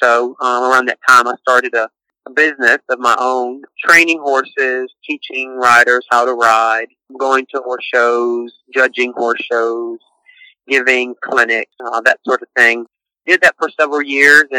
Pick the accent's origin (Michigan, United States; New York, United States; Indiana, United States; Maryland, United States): Maryland, United States; just outside of D.C.; moved away as an adult; now in Aberdeen, North Carolina, United States; I grew up in Maryland, just outside of D.C.